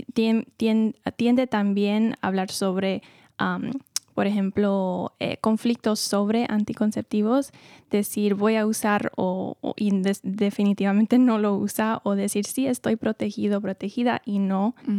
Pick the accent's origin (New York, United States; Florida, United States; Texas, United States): New York, United States; moved away as an adult; now in California, United States; Yo vengo de Nueva York y viví siempre ahí antes de mudarme a California para estudiar la psicología clínica